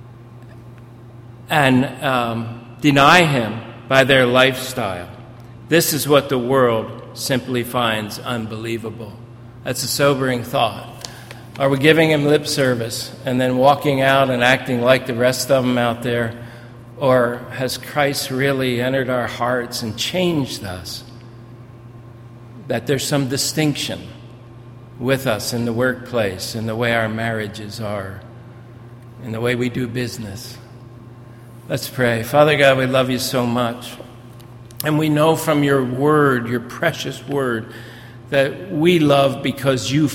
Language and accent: English; New Jersey, United States; being a South Jersey guy, I was raised in South Jersey